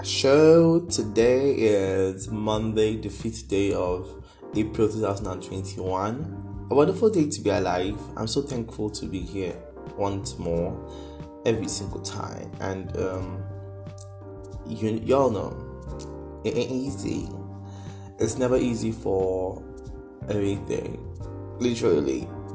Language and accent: English; Jos, Plateau, Nigeria; because I'm from Jos.